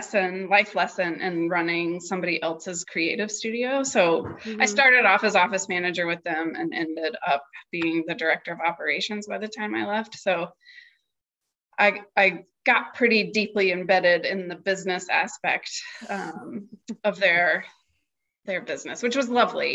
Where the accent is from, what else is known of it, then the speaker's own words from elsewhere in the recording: near Charlotte, North Carolina, United States; now in Richmond, United States; Charlotte was the closest city to where I grew up.